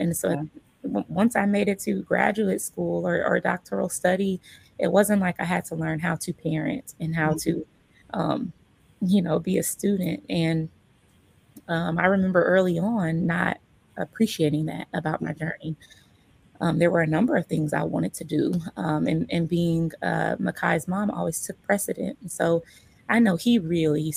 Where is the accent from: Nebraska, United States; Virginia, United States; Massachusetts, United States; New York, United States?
Nebraska, United States; Omaha; I was born in Omaha. I was raised in Omaha.